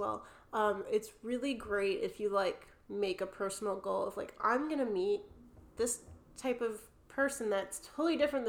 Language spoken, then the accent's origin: English; New Jersey, United States; accent: New Jersey; moved away as an adult; now in United Kingdom; With my New Jersey accent